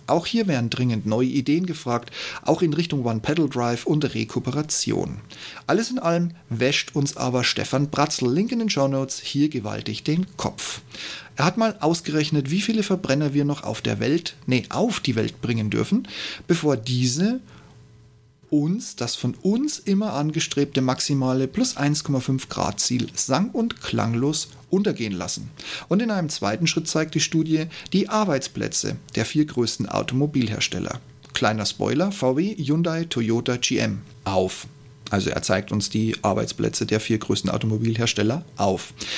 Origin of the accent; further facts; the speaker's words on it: Regensburg, Bavaria, Germany; BMW in meiner Heimatstadt Regensburg